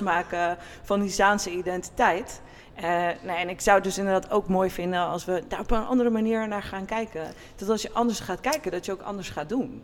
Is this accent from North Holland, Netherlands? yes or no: yes; Wormerveer, North Holland, Netherlands; ik groeide op in Wormerveer